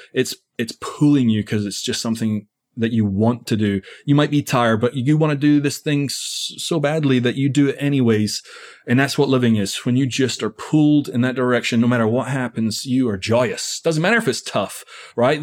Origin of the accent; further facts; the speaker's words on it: Scotland, United Kingdom; now in United States; I'm from Scotland originally. So I've been in America for twenty years.